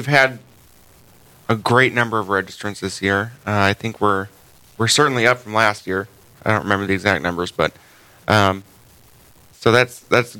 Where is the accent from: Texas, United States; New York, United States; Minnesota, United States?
Minnesota, United States; Ham Lake; Ham Lake, Minnesota.